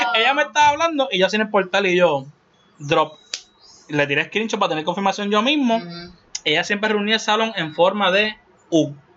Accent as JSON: {"language": "Spanish", "country": "Puerto Rico", "said": "como boricua al fin"}